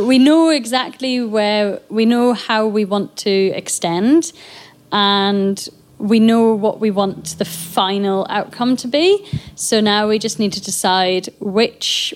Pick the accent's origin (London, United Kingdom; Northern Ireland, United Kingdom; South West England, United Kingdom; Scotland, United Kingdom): Scotland, United Kingdom; Scottish Borders; we are here and we are local